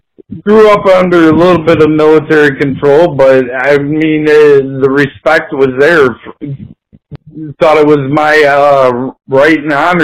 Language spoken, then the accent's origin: English; White Lake, Michigan, United States; now in Swartz Creek, United States; I'm originally from White Lake, Michigan. I only moved and ended up 50 miles away from where I was raised.